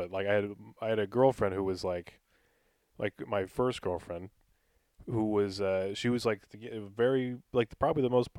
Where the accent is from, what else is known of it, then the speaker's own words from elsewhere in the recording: New York, United States; And I was just alone in my hometown. I would deliver pizzas, and then when I wasn't working, I would just drive around Long Island.